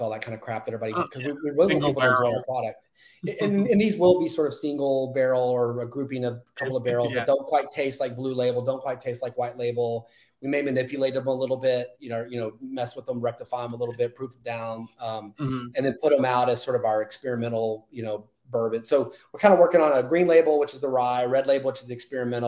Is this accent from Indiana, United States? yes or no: no; Texas, United States; But I'm born and raised in Texas